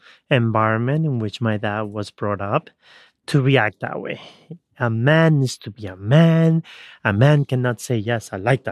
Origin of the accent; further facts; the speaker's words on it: Ecuador; when I was born, back in the 80s, early 80s, growing up in Ecuador, at age 4